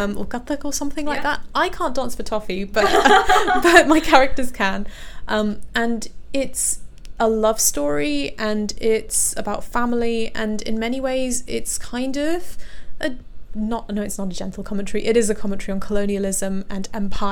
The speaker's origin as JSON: {"language": "English", "region": "London", "country": "United Kingdom", "tie": "born or raised there", "said": "I was born in Harrow. So I was in like one of the kind of, you know, the typical Asian areas of London, Hounslow, Harrow"}